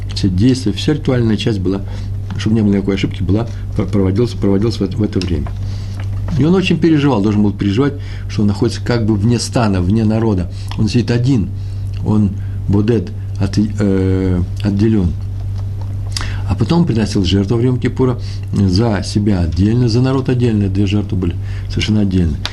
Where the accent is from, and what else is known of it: Russia